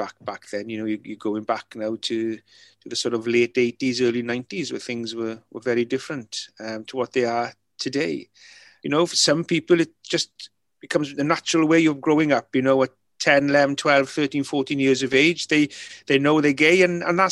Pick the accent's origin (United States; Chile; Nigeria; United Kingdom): United Kingdom; Mynyddcerrig, Wales; first language Welsh; English is a second language; Welsh being my first language, you know, being brought up, you know, pretty much everybody in the village were fluent Welsh speaking